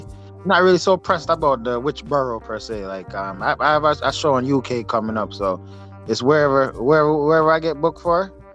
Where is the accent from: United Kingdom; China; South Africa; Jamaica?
Jamaica; also born or lived in upstate New York; now in New York, United States; Jamaica originally, but I'm um, currently in uh, in uh, New York, upstate New, New York.